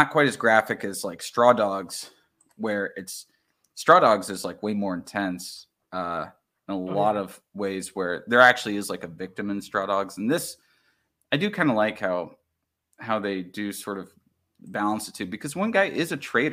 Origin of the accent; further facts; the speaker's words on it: the South, United States; I mean, I grew up in the South, right?